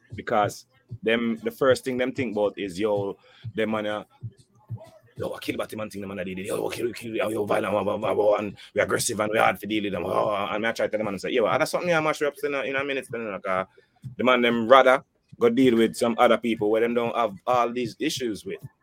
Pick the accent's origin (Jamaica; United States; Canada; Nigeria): Jamaica; I'm I'm Jamaican